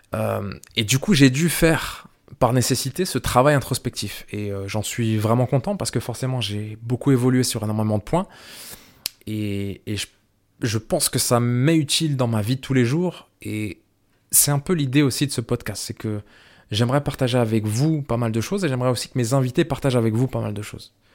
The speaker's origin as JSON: {"language": "French", "country": "France", "tie": "born or raised there", "also_born_or_lived": "Ireland", "moved": "as an adult", "said": "je suis né en France, je suis franco-algérien"}